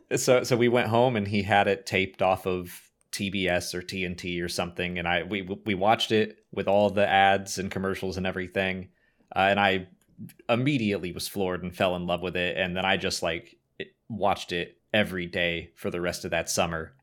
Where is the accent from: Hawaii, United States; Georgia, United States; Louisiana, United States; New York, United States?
Georgia, United States; Atlanta; I'm from Atlanta.